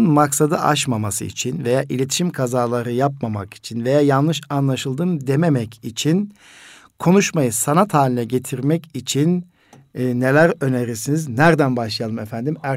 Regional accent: Kayseri, Kayseri Province, Turkey; now in Istanbul, Turkey; İstanbul'a bir okul açma münasebetiyle Kayseri'den iki arkadaş geldik.

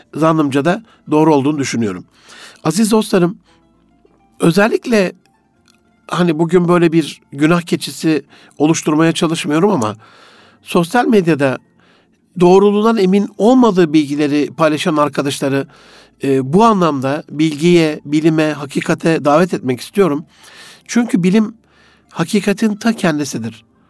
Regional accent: Gaziantep, Turkey; moved away; also born or lived in Osmaniye; Antep'te doğdum büyüdüm

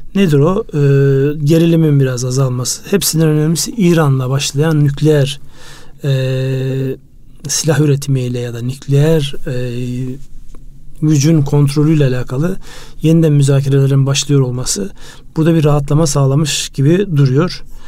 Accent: Turkey

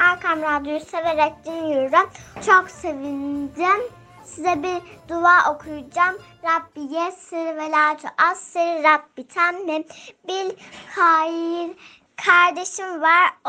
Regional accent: Ankara, Turkey; Birkaç büyüdüğümde Ankara'da büyüdüm. Doğduğum yer Ankara. Ama ben normalde Ankaralıyım.

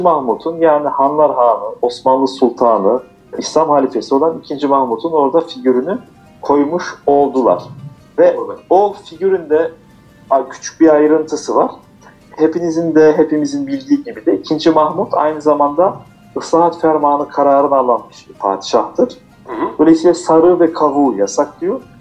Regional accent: Strasbourg, Grand Est, France; also born or lived in Aksaray, Turkey / Niğde, Turkey; biz de 1979 yılında Fransa'da doğduk. Ee, ilk orta lise e, ve üniversiteyi Strasbourg'da okudum.

